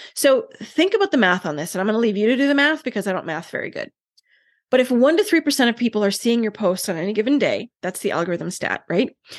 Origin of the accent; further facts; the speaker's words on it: Canada; I'm Canadian